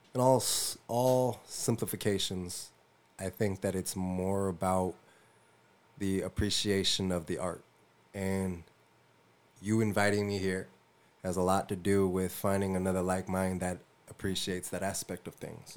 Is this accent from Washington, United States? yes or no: yes; Tacoma, Washington, United States; I'm from Tacoma, Washington